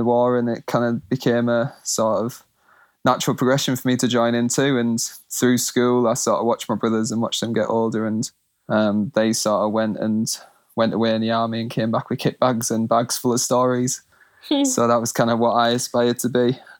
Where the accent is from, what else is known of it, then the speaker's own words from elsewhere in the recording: Scotland, United Kingdom; also born or lived in England; And so I was born in England, grew up in Scotland. I'm the youngest of two older brothers and an older sister.